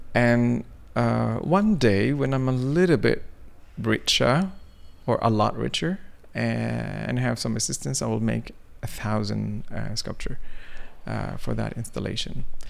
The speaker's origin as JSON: {"language": "English", "town": "Mecca", "region": "Makkah Province", "country": "Saudi Arabia", "tie": "born or raised there", "also_born_or_lived": "Sudan", "second_language": "English", "moved": "yes", "lives_now": "Norway", "said": "I grew up in Mecca"}